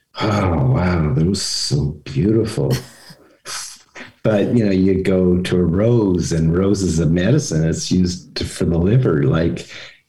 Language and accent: English; Vancouver, British Columbia, Canada; I grew up in Vancouver in the 60s.